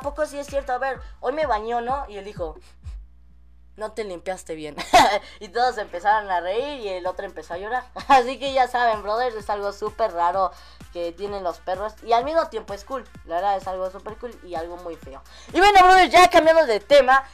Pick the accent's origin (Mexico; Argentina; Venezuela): Mexico; somos los mexicanos somos muy arquitectos desde tiempos viejitos